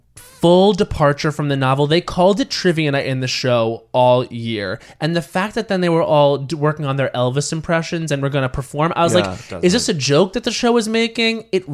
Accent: Australia; accent: Australian; my Australian accent always slips out when I'm in therapy.

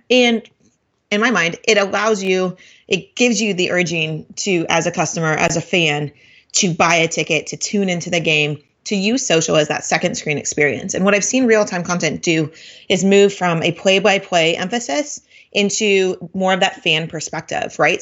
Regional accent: Portland, Oregon, United States; I'm from Portland

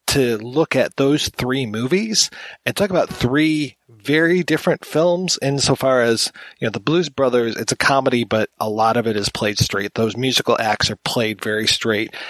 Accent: United States; being an American

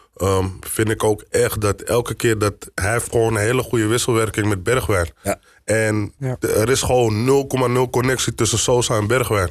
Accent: Amsterdam, North Holland, Netherlands; kom uit Amsterdam. Ik ben geboren in Amsterdam-West

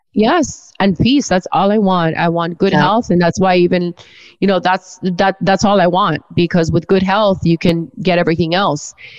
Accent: Miami, Florida, United States; I've always lived here

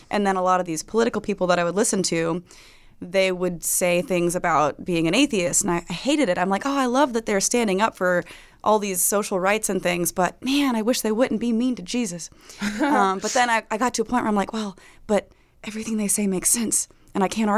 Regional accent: Florida, United States; born or raised there

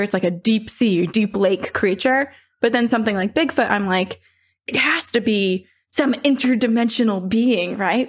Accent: Vermont, United States; my house growing up in Vermont, my parents built it

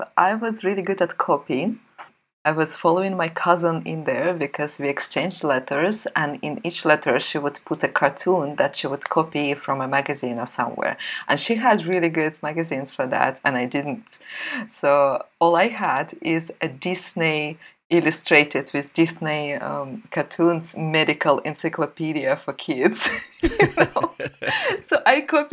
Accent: Russia; moved away as an adult; also born or lived in St. Petersburg, Russia; I grew up in the Soviet Union

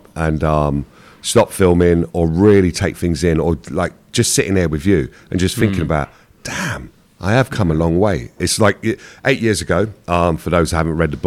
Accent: London, United Kingdom; when I was growing up in Hackney, even though we were poor

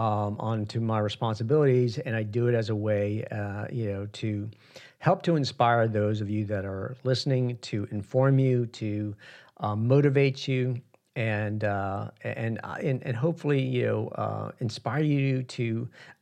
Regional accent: New York City, New York, United States; moved away; I was born in Queens in New York, and I haven't been back probably in about 30 years

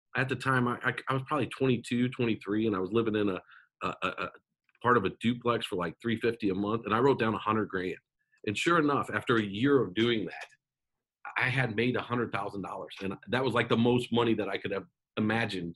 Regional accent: Omaha, Nebraska, United States; I grew up in Omaha, Nebraska

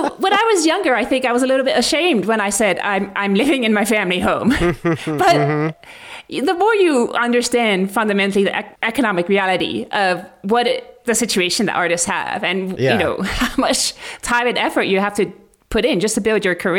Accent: Mali; And especially because I had experience growing up in Muslim countries like Mali

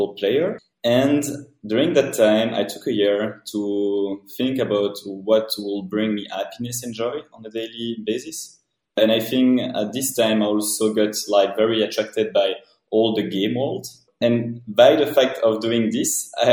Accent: Belgium; moved away as an adult; also born or lived in Brussels / New York; I'm coming from Belgium

